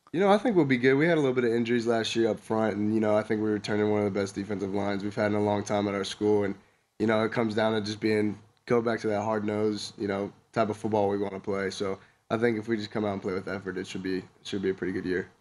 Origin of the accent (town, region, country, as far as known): Southern California, United States; moved away as an adult; now in Wyoming, United States